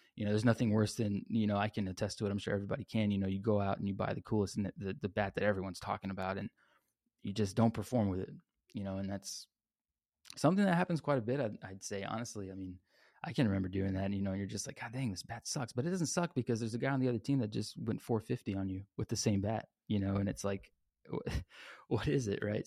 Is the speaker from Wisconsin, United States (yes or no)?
no; San Antonio, Texas, United States; I grew up here in San Antonio, Texas